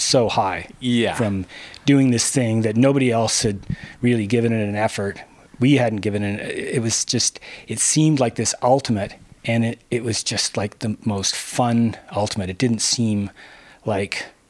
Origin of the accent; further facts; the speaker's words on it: Western Canada, Canada; moved away as an adult; now in California, United States; I grew up in Western Canada and it rains most of the time